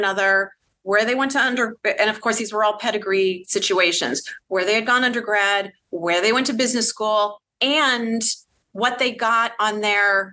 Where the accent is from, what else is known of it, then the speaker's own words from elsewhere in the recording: Boston, Massachusetts, United States; moved away as an adult; also born or lived in New York; I'm originally from the Boston area